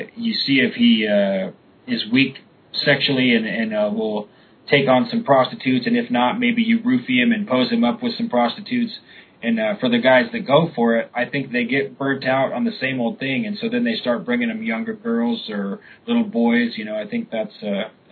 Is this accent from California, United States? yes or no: yes; Sacramento, California, United States; I was from Sacramento, and you know, that's what all the kids did